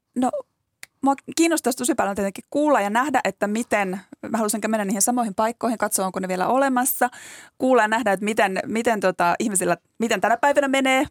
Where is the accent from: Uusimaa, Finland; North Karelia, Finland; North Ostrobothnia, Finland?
North Karelia, Finland; Joensuu; now in Helsinki, Finland; mä kotoisin tuolta Joensuusta